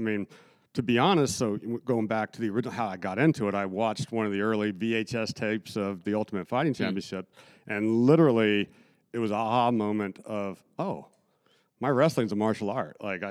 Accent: Salt Lake City, Utah, United States; I grew up out in Salt Lake, Utah, and they had a lot of like programs, like youth programs.

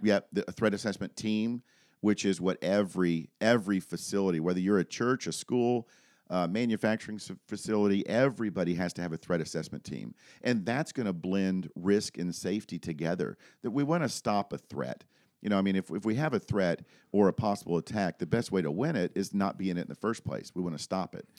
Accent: Daytona Beach, Florida, United States; moved away as an adult; now in Lynchburg, United States; born and raised in Daytona Beach, moved up here, uh, to Lynchburg, Virginia, uh, in two thousand seven

